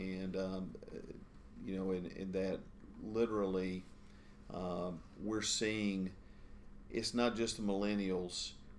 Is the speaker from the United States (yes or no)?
yes; Gaston County, North Carolina, United States; I grew up here in Gaston County, Char